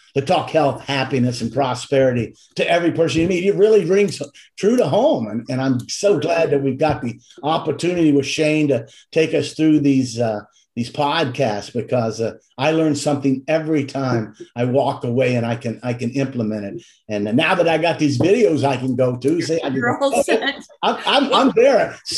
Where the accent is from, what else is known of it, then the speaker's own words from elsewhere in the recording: the South, United States; I'm from the South.